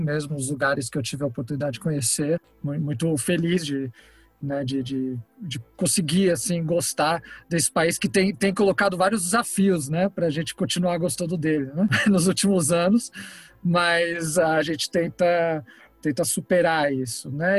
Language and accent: Portuguese; São Paulo, Brazil; born or raised there; also born or lived in Rosario, Santa Fe, Argentina